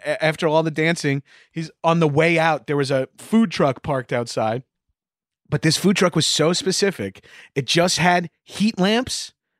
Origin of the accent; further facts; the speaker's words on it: Long Island, New York, United States; growing up on Long Island and being in comedy in New York.